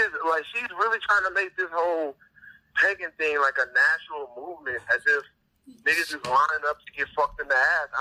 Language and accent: English; Louisiana, United States; I'm from Louisiana.